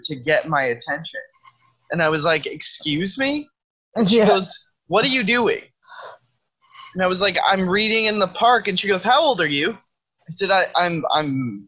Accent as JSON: {"language": "English", "region": "Midwest", "country": "United States", "said": "I'm from the Midwest"}